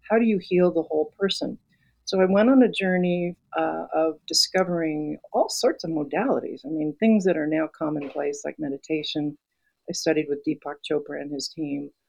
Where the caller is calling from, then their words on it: Santa Fe, New Mexico, United States; I'm a she, her, and I am coming from Santa Fe, New Mexico.